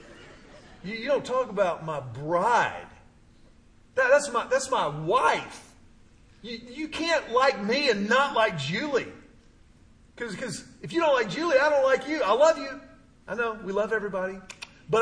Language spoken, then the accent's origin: English; Houston, Texas, United States; My pastor growing up in Houston, he used to tell us all the time, I grew up in a Baptist church